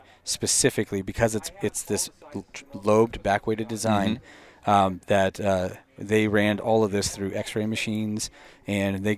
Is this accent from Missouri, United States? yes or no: no; Boise, Idaho, United States; I'm from Boise